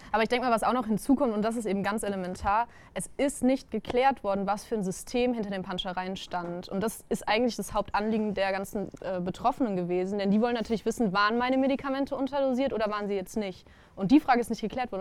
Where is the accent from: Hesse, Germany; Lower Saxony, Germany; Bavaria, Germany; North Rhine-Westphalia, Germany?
North Rhine-Westphalia, Germany; Düsseldorf; Ich bin in Düsseldorf geboren